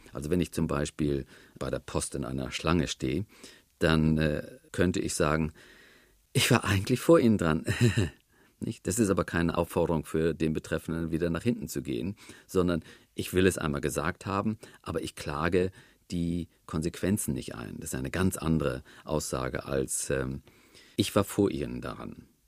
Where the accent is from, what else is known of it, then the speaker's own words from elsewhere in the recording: the North, Northern Germany, Germany; Im Norden, wo ich herkomme